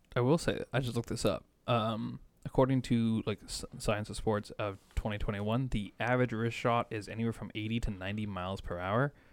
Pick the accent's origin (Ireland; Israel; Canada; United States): Canada; I'm Canadian